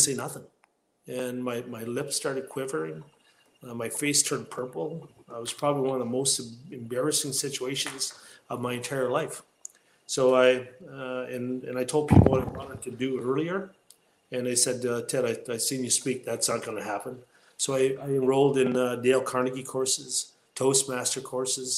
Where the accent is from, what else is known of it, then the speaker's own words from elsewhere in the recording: Sault Ste. Marie, Ontario, Canada; I was born and raised on the Garden River First Nation outside the city of Sault Ste. Marie.